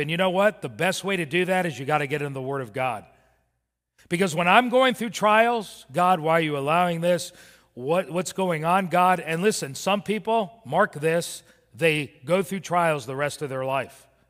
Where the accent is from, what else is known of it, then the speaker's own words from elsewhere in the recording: Miami, Florida, United States; also born or lived in Birmingham, Alabama; I was raised in Miami.